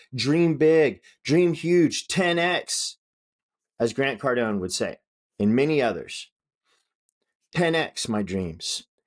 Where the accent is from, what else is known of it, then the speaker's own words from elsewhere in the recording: Northern California, United States; I grew up in Northern California.